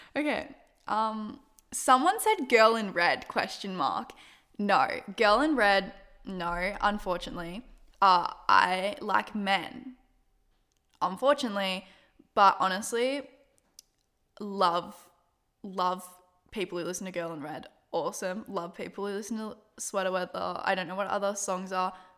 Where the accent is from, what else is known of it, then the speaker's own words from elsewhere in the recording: Australia; I'm Australian